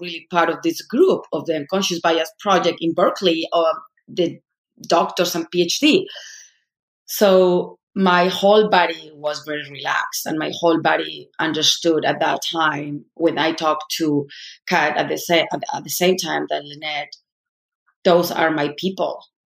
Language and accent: English; Madrid, Community of Madrid, Spain; moved away as an adult; now in United States; I'm from Spain, I'm from Madrid, I was part of the elite